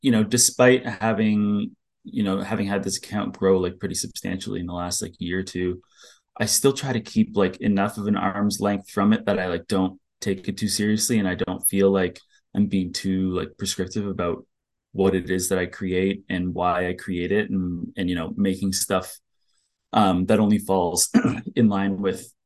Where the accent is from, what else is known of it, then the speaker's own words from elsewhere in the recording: Ottawa, Ontario, Canada; now in Toronto, Canada; I'm from Ottawa